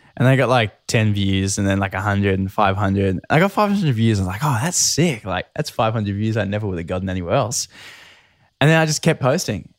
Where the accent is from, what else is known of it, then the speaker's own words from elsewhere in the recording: Newcastle, New South Wales, Australia; I grew up in Newcastle